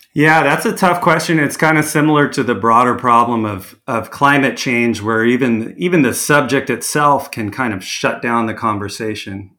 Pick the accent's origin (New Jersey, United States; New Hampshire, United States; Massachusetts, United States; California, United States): California, United States; Orange County; also born or lived in Carlsbad, California; I grew up in Orange County, um, kind of far from the coast, you know, before I was ten years old